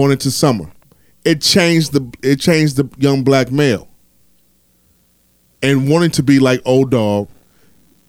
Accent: Chicago, Illinois, United States; I'm from the South Side

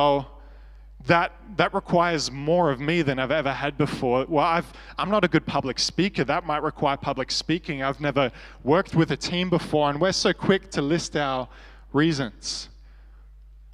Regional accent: Australia; I was from Australia

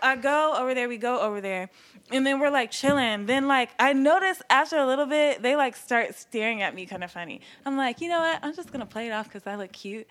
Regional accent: Durham, North Carolina, United States; also born or lived in Charlottesville, Virginia; I was born in Charlottesville, North not North Carolina, Virginia. Okay. And um, yeah, I was raised in Durham.

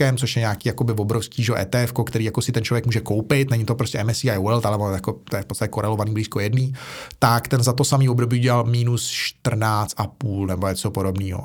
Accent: Prague, Czechia; já jsem kluk ze Žižkova, že jo, a já jsem žil na pomezí, nebo vyrůstal jsem na pomezí Žižkova, Vinohrad, Rígráče

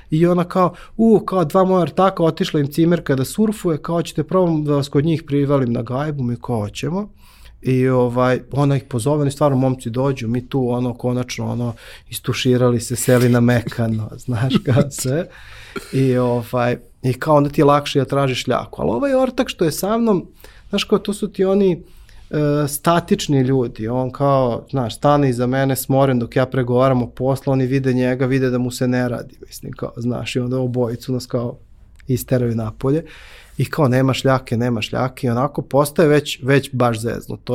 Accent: Belgrade, Serbia; moved away as an adult; odakle si ti? Ja kažem, iz Beograda.

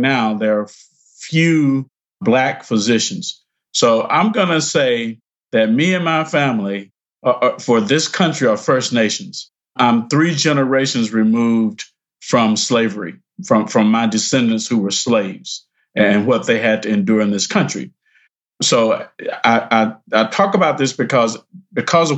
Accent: Perry County, Alabama, United States; moved away; also born or lived in Selma, Alabama; So I was born in Selma, Alabama, grew up nearby in a rural place that, you know, I'm just going to say it's called the Black Belt in Alabama.

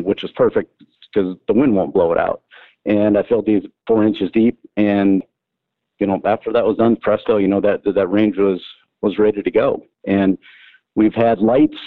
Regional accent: Yankton, South Dakota, United States; also born or lived in San Diego, California; now in Sioux City, United States; Was born and raised in Yankton, South Dakota

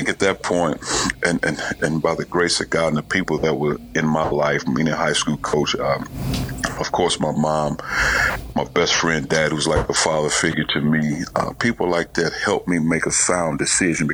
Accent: East St. Louis, Illinois, United States; moved away; also born or lived in Indianapolis; growing up in East St. Louis

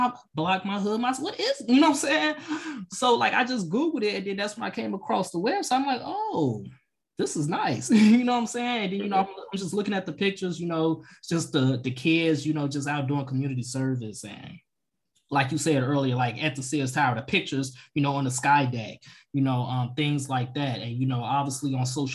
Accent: South Suburbs of Chicago, Illinois, United States; growing up in the South Suburbs

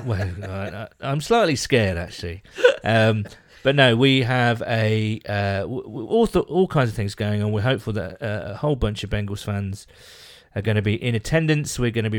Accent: Midlands, United Kingdom; I'm from the Midlands, so I'm above London

